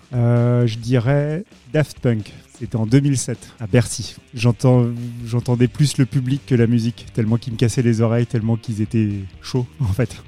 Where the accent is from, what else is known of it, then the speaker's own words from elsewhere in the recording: Paris, Île-de-France, France; Je suis parisien